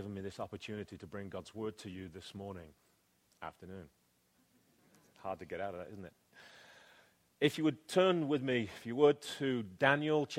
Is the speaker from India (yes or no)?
no; England, United Kingdom; now in United States; though you can tell right now, I am an Englishman. I am a legal alien here. I have a residency card in my back pocket